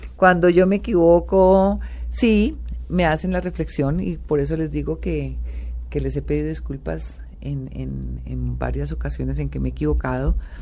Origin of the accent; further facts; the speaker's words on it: Colombia; como colombiana